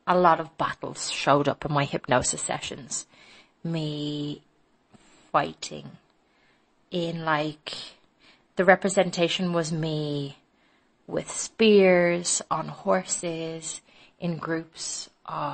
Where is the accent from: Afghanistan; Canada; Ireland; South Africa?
Ireland; Dublin, Leinster; now in Madrid, Spain; I'm from Dublin, Ireland